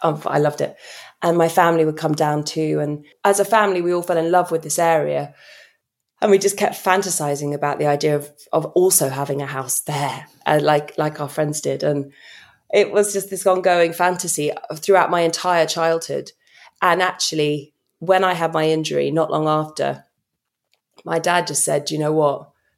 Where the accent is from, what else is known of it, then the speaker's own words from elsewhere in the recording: United Kingdom; I think as a Brit traveling through America